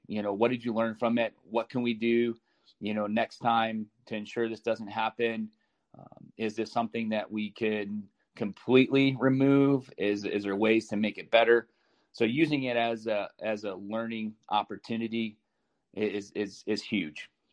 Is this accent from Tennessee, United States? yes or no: no; Chicago, Illinois, United States; also born or lived in Columbus, Ohio; now in Des Moines, United States; I grew up in Chicago.